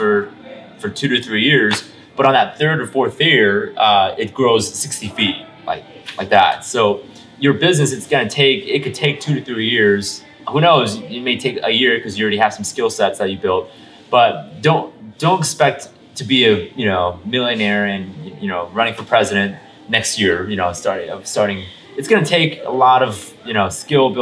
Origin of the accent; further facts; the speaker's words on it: Illinois, United States; Illinois, which is my home state